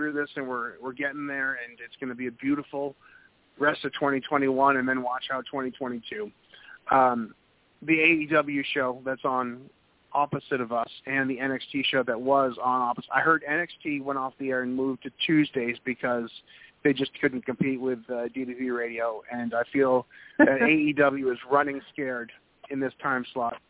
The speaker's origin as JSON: {"language": "English", "region": "New England", "country": "United States", "said": "I'm from New England, and I'm more than familiar with snowsuits"}